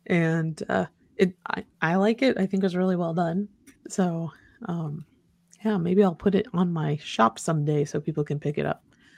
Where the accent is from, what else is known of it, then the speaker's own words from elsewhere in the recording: Virginia, United States; moved away as an adult; now in Waynesville, United States; My husband, Andy, was transferred to Ohio in 2009, so we left my home state of Virginia and moved to Waynesville, Ohio.